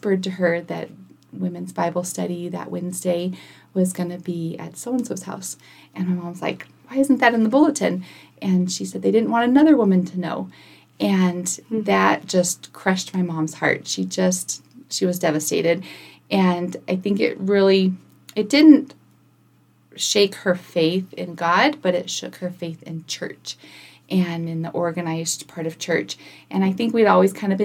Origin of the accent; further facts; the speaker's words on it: Kingman, Arizona, United States; also born or lived in El Centro, California; now in Prescott, United States; I grew up in Kingman. Well, I was born in Southern California in El Centro